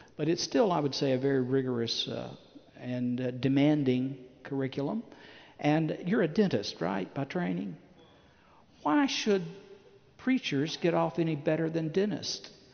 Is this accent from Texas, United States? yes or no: no; Chattanooga, Tennessee, United States; I, am from Chattanooga, Tennessee. That's my hometown.